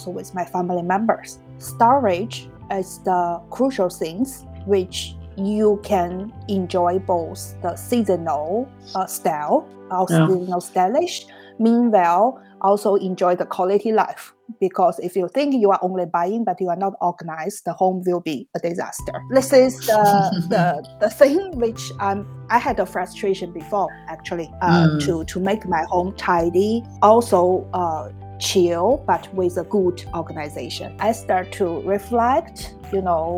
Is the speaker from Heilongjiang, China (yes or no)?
yes; Harbin, Heilongjiang, China; moved away as an adult; now in Prague, Czech Republic; It's in the northeast China. It's Harbin